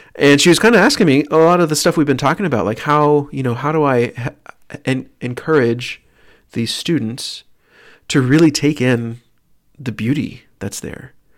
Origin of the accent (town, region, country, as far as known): Tyler, Texas, United States; born or raised there; moved away